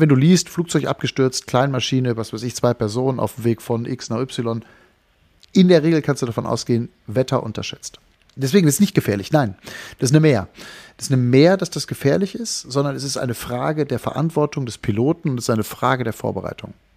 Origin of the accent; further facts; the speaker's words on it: North Rhine-Westphalia, Germany; moved away; also born or lived in Berlin / Wangerooge; in meine Heimat fliegen, also nach Nordrhein-Westfalen